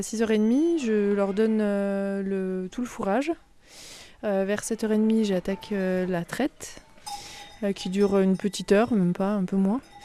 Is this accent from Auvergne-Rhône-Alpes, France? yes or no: yes; Lake Annecy, Haute-Savoie, Auvergne-Rhône-Alpes, France; also born or lived in Grenoble; je suis née euh, au bord du lac d'Annecy, donc dans le département de la Haute-Savoie également. Euh, et donc, j'ai grandi euh, à Véry-du-Lac.